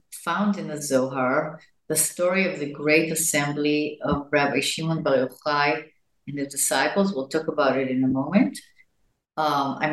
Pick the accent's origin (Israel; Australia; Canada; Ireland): Israel; Jerusalem, Jerusalem District; I was born in Jerusalem to parents that came from the United States in the 40s, to Palestine, to then Palestine as Zionists. And I grew up in a very non-Orthodox